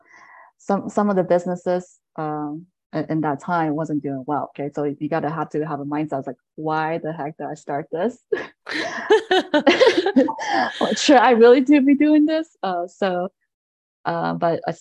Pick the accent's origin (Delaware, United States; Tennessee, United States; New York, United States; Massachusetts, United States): Delaware, United States; moved away as an adult; also born or lived in Bergen County, New Jersey; now in New Jersey, United States; I am New Jersey, but I grew up in Delaware.